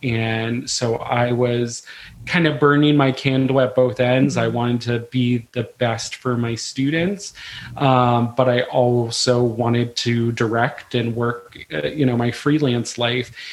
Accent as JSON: {"language": "English", "town": "Frederick", "region": "Maryland", "country": "United States", "said": "I'm originally from Frederick, Maryland"}